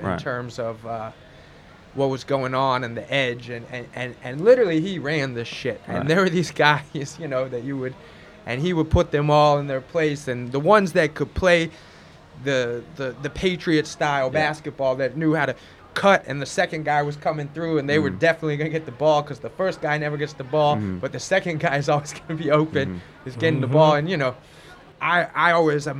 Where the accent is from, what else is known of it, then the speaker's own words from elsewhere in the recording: Palm Beach, Florida, United States; moved away; I was from Palm Beach, Florida